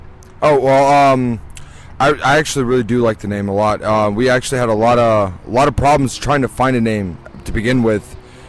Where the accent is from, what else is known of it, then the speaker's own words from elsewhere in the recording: Southern Georgia, United States; now in Melbourne, United States; I'm originally from Southern Georgia.